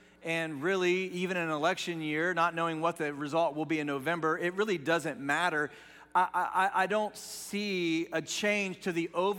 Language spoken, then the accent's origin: English; Dayton, Ohio, United States; So I grew up just outside of Dayton, Ohio, which isn't a huge city, but it's definitely not the country.